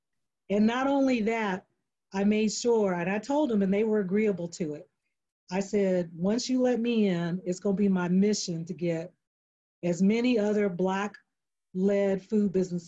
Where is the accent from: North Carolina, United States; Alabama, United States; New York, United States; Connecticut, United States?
North Carolina, United States; now in Texas, United States; I'm from North Carolina, but I live, you know, I live in Texas.